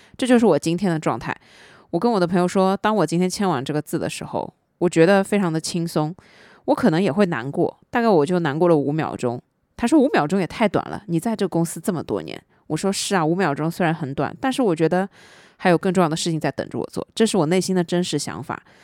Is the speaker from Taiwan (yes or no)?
no; southern China, China; 作为一个南方人